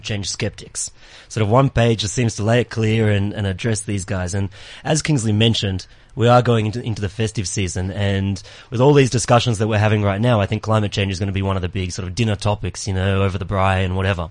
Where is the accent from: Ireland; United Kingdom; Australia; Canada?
Australia; now in South Africa; I'm Australian, so I don't have any cousins, no grandmothers here.